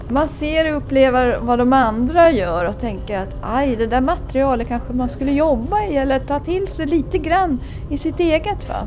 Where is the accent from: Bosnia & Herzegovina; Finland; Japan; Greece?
Japan; Vi kommer från Japan.